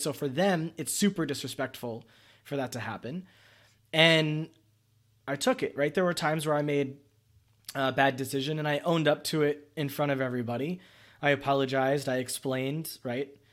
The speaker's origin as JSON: {"language": "English", "country": "United States", "said": "As an American"}